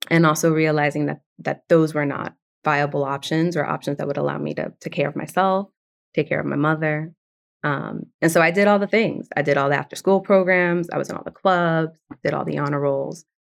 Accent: New York City, New York, United States; first language Spanish; English is a second language; So I'm a second generation Dominican immigrant, um, born and raised in the South Bronx, but very much from an immigrant household. Like my first language was Spanish.

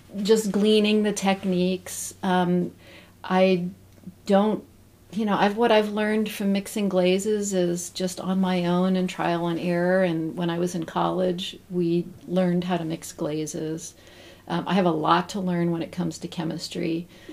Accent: Zanesville, Ohio, United States; also born or lived in Southern California; now in Northeast Ohio, United States; I grew up in Zanesville, Ohio, which okay. is the home of the Y Bridge

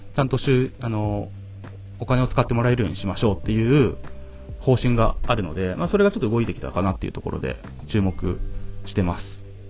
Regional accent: Hiroshima, Japan; now in Tokyo, Japan; 僕の実家は、そうです、広島なんですけ

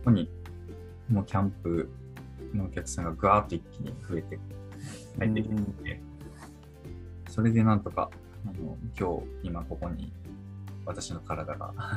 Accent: Niigata, Japan; moved away as an adult; also born or lived in Tokyo; now in Saijo, Japan; 新潟出身なんで新潟のスキー場とかある山奥の妙高とかに連れてかれて

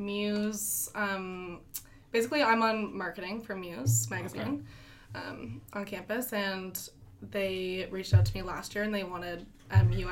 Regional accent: Ottawa, Ontario, Canada; I'm from Ottawa. Actually went to high school with Harry for a bit

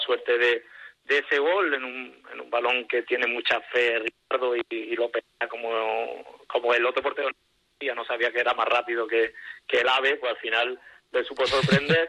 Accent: Seville, Andalusia, Spain; Dani y yo vivimos aquí, somos sevillanos

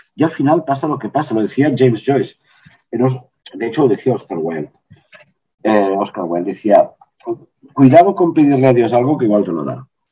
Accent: Les Cases d'Alcanar, Catalonia, Spain; moved away; mi pueblo de origen son 700 personas

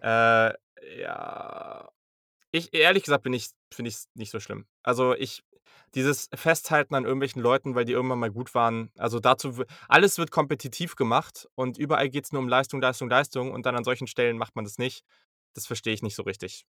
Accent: Hanover, Lower Saxony, Germany; ich komme aus Hannover.

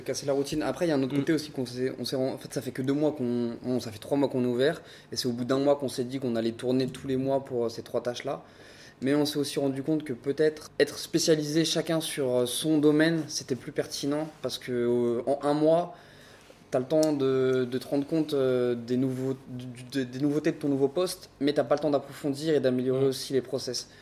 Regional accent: Paris, Île-de-France, France; moved away as an adult; now in Brest, France; ça fait 5 ans que je suis à Brest. Donc euh, je suis un Parisien de base.

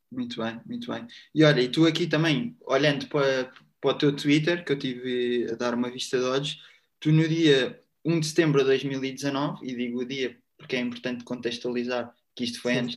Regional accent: Lisbon, Portugal; born there; vivo em Lisboa e nasci é sempre, em Lisboa.

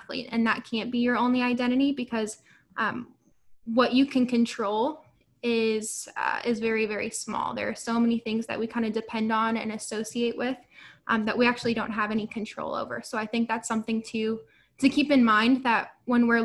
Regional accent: St. Charles, Missouri, United States; moved away as an adult; now in Cincinnati, United States; I'm from St. Louis, Missouri, from a small suburb called St. Charles, and I was born and raised there

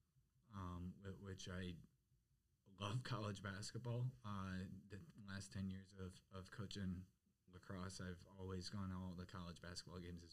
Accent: Detroit, Michigan, United States; moved away as an adult; where I grew up in Michigan

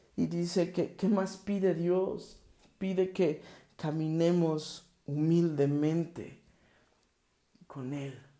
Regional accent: Mexico; México y todo lo que está sucediendo en mi país

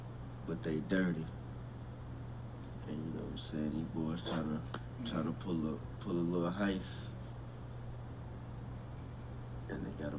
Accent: North Carolina, United States; I'm from North Carolina, bro.

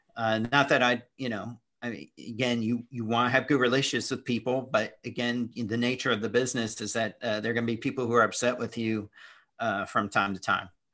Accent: Indianapolis, Indiana, United States; moved away; also born or lived in Daytona; I grew up in Indianapolis

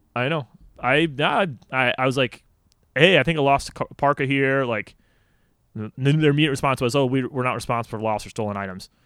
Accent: St. Charles, Illinois, United States; moved away as an adult; also born or lived in Canada; I'm from Saint Charles

